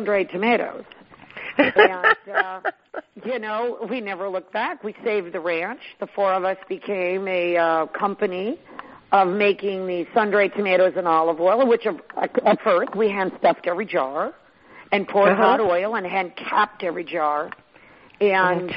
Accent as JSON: {"language": "English", "town": "Sonoma", "region": "California", "country": "United States", "tie": "born or raised there", "lives_now": "Gridley, United States", "said": "Grew up in Sonoma"}